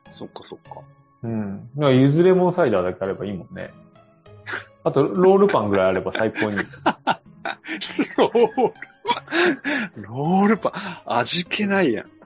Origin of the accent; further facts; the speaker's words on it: Kanazawa, Ishikawa, Japan; moved away; 金沢で過ごして